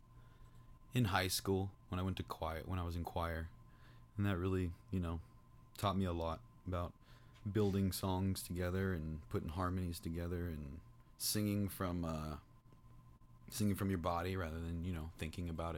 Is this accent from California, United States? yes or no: yes; Rocklin, California, United States; also born or lived in Placerville / Sacramento; now in Folsom, United States; I was born in Placerville and then moved to Sacramento. Was raised in Rocklin and now I'm in Folsom